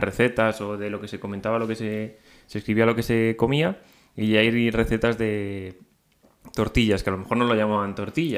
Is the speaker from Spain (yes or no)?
yes; Madrid, Community of Madrid, Spain; siendo madrileños